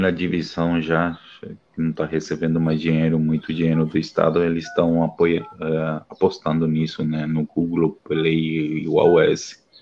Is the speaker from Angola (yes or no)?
no; Paraguay